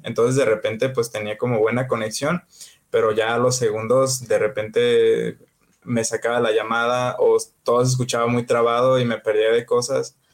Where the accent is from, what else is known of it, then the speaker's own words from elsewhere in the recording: Jalisco, Mexico; ahorita yo ya estoy viviendo en Jalisco, de, en mi tierra